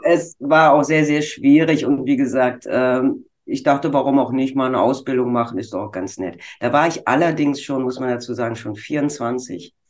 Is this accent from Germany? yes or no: yes; Bonn, North Rhine-Westphalia, Germany; Ich komme aus dem Rheinland in Bonn.